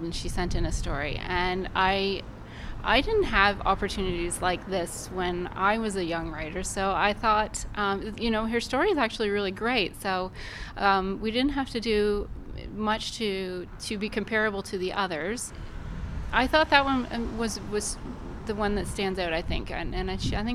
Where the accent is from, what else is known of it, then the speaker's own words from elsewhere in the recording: Kawartha Lakes, Ontario, Canada; I've lived here all my life, and when I tell people I'm from Kawartha Lakes